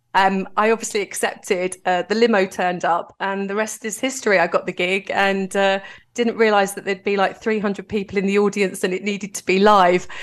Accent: London, United Kingdom; I'm from Greenwich in southeast London

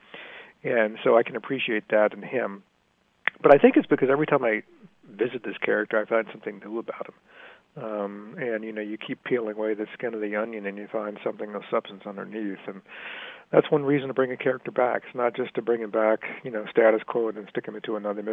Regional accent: Richmond, Virginia, United States; I grew up in Richmond, Virginia in the 60s and 70s

